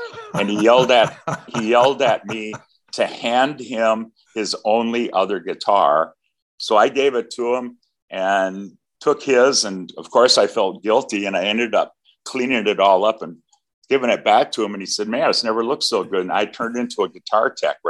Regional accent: Wisconsin, United States; Right here in Wisconsin.

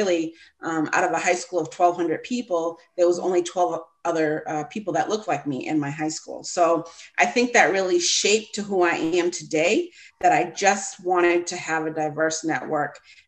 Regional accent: Massachusetts, United States; I grew up in Massachusetts in a small suburb located on the South Shore.

